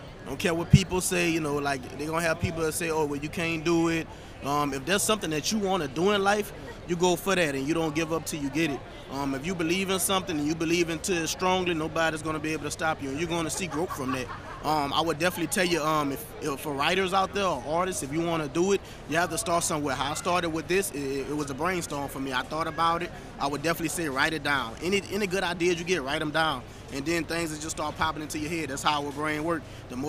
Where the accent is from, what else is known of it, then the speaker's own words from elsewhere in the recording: New Orleans, Louisiana, United States; moved away; Originally, I'm from Louisiana. Like I said, we came from New Orleans